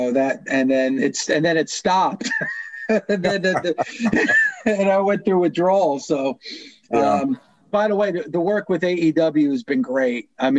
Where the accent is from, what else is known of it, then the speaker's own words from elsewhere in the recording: New Jersey, United States; I live in New Jersey. So I grew up and lived in New Jersey